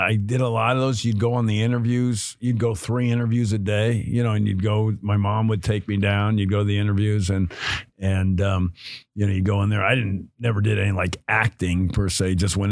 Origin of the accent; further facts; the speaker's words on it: Los Angeles, California, United States; also born or lived in Burbank / Bronx, New York; I grew up in Hollywood, L.A. North Hollywood was what it was called when I grew up